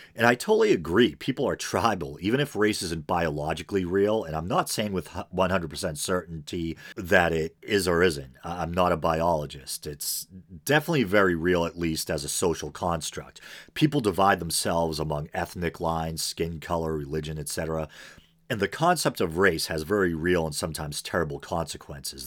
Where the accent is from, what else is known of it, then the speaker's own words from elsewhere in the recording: American Northeast, United States; accent: American Northeast; it's probably obvious from my accent that I hail from the American Northeast.